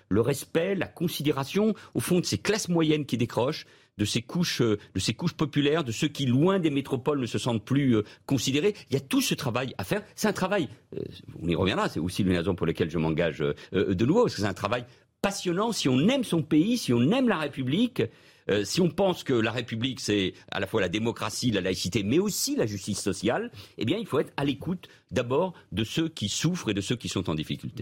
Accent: Spain; moved away; je suis né en Espagne il y a presque 60 ans, j'y ai vécu, vous connaissez mes liens, ma double culture avec ce pays

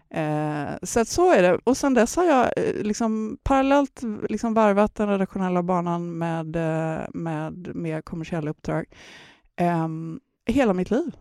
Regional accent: Gothenburg, Västra Götaland, Sweden; moved away; åka till mina hemtrakter. Jag är ju från Göteborg

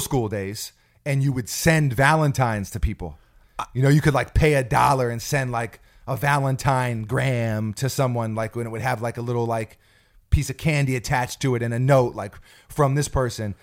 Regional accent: New York City, New York, United States; also born or lived in New Jersey; we moved from New York City out to New Jersey for a small time period, and I went to school out there

